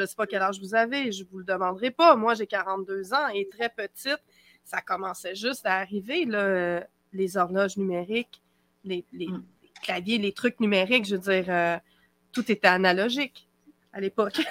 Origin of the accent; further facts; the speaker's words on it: Quebec, Canada; accent: Québécois; au Québec, vous allez le découvrir à mon accent